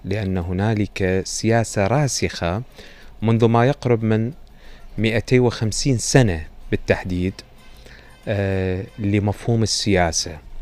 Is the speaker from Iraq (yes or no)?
yes; Iraq; إحنا دائما عندنا في العراق